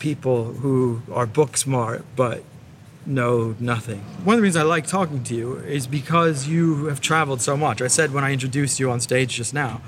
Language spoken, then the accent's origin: English; United States; now in London, United Kingdom; We're both American